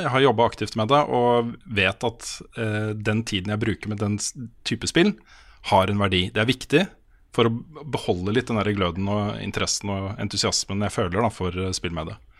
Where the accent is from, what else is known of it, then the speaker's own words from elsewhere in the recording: Østfold, Norway; Jeg kommer fra Østfold